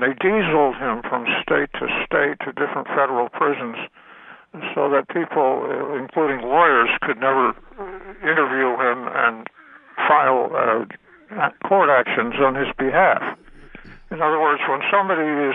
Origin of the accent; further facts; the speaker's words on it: New England, United States; I was born in New England.